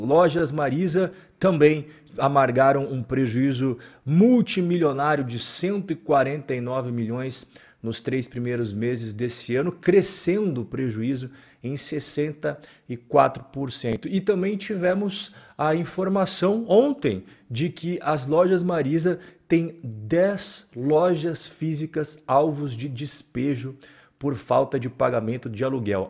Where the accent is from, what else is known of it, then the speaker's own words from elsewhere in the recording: Brazil; aquelas lojas tradicionais que a gente cresceu vendo a Magalu no Brasil